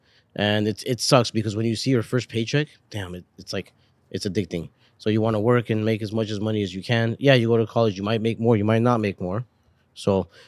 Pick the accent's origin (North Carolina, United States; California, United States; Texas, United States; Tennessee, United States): California, United States; Los Angeles; LA. No, we came, we first time we came here, we were in Hollywood for like, what, like maybe 3 years or 4 years? 3 years. And then after that, we moved to North Hollywood.